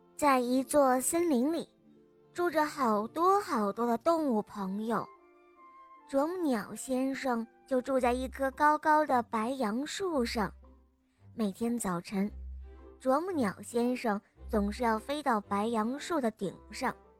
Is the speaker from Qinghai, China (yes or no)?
no; Chongqing, China; 我来自重庆